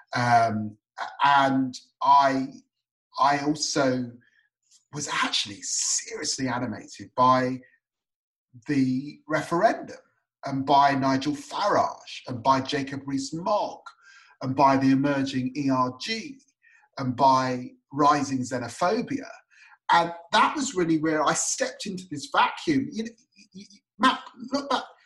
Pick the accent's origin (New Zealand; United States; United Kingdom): United Kingdom; also born or lived in Tottenham, London / Peterborough, East of England; I spent a long time growing up in Tottenham and Peterborough.